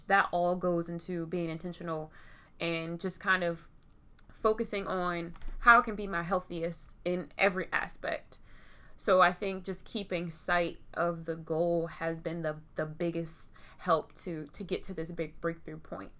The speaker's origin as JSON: {"language": "English", "town": "Baltimore", "region": "Maryland", "country": "United States", "said": "I am from Baltimore."}